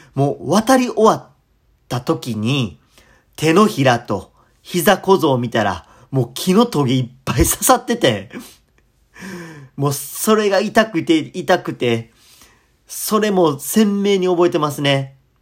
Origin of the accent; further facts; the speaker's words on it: Kadoma, Osaka, Japan; 僕の出身である門間やったら